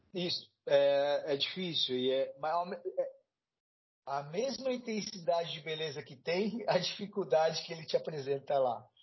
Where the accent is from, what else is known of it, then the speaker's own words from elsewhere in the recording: São Paulo, Brazil; eu sou daqui de São Paulo